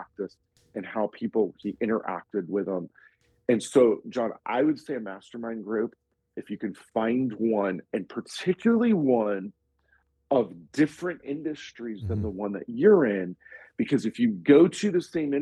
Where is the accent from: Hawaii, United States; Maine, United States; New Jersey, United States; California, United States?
California, United States; I'm from California